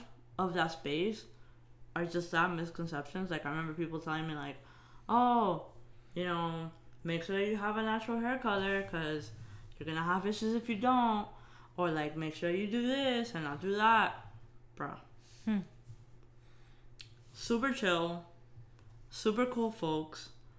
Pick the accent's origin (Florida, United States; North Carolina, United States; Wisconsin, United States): Florida, United States; Miami; we're from Miami.